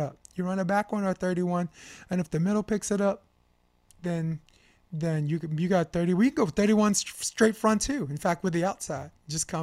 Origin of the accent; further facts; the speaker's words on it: New York, United States; I'm from New York